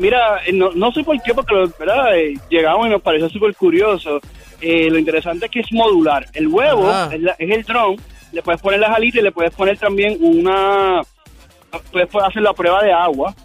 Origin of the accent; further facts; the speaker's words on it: Puerto Rico; soy de Puerto Rico